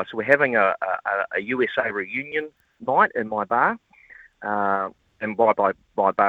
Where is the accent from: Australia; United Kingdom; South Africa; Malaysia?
Australia; well, I'm from Australia.